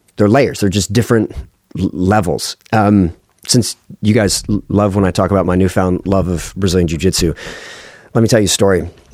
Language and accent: English; United States; as an American